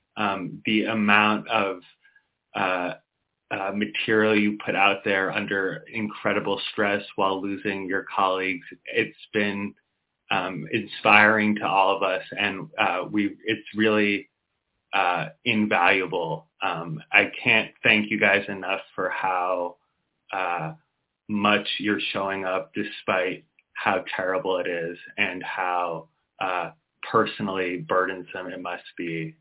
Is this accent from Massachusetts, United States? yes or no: yes; Boston, Massachusetts, United States; I'm not just from the states. I'm from Boston